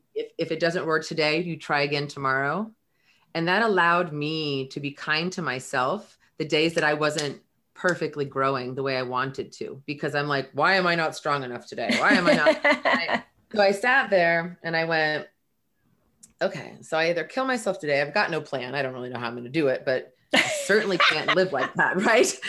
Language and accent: English; Belmont, California, United States; grew up in um, right here, well, in Belmont.